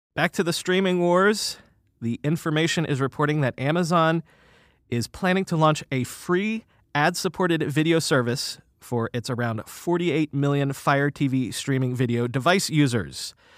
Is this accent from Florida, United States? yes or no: yes; South Florida, United States; now in New York City, United States; I grew up in South Florida